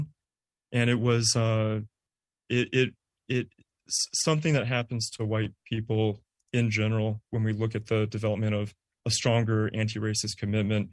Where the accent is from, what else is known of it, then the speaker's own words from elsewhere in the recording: Bay Area, California, United States; moved away; also born or lived in Arizona; I'm from the Bay Area